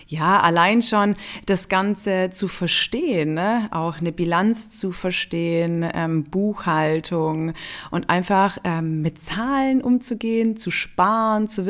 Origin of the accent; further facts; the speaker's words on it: Günzburg, Bavaria, Germany; also born or lived in Niederstotzingen, Germany; Aufgewachsen und geboren in Günzburg Günzburg. Ähm, und dann sind wir aber auch umgezogen aufs, in eine kleinere Stadt.